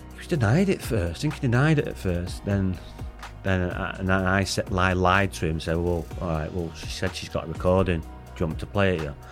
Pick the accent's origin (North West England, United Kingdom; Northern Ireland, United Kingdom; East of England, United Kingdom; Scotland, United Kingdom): North West England, United Kingdom; Salford; also born or lived in Cardiff, Wales; When we was, um, three, we moved to Swinton, Salford